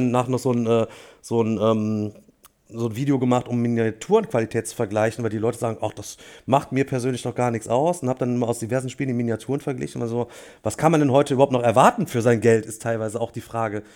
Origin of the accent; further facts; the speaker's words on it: Germany; als Deutsche